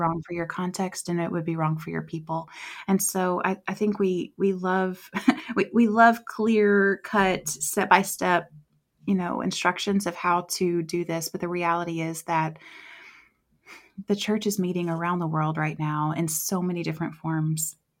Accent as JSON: {"language": "English", "region": "West Tennessee", "country": "United States", "tie": "born or raised there", "also_born_or_lived": "Southeast Asia", "moved": "as an adult", "lives_now": "Columbia, United States", "said": "I'm originally from West Tennessee"}